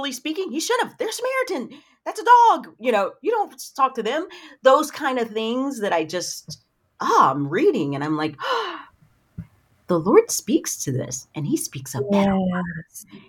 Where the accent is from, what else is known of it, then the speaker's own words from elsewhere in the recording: the South, United States; But I grew up in the South.